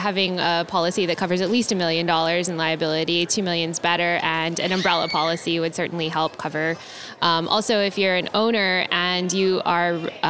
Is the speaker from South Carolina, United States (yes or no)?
no; Honolulu, Hawaii, United States; now in San Francisco, United States; I practice real estate law and landlord-tenant law, and I grew up in Honolulu.